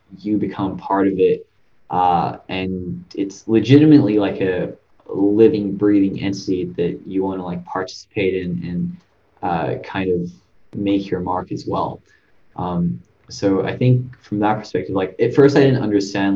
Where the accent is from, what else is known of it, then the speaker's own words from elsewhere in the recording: Sydney, New South Wales, Australia; I came from Australia, Sydney